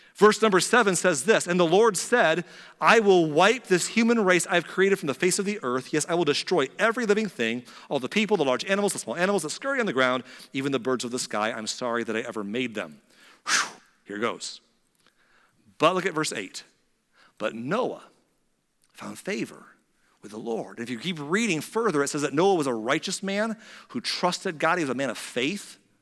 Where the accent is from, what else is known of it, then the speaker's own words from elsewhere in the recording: United States; As American Christians